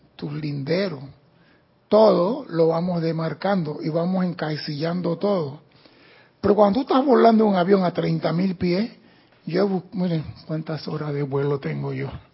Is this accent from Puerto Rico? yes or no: no; Panama; soy panameño